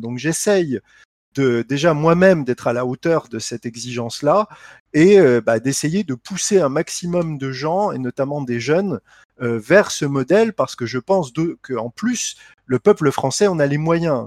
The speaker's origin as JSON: {"language": "French", "town": "Lunéville", "region": "Grand Est", "country": "France", "tie": "born or raised there", "also_born_or_lived": "Nancy / Reims", "said": "je suis euh, de Lorraine, j'ai grandi euh, à Lunéville"}